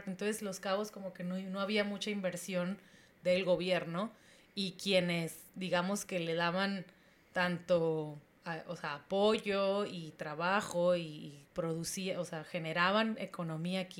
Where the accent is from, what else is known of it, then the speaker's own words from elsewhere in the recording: Tijuana, Baja California, Mexico; yo que vengo de Tijuana, esta ciudad que todo tiene